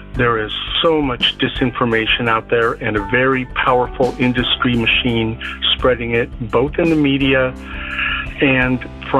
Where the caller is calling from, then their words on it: Palo Alto, California, United States; calling from Palo Alto, California.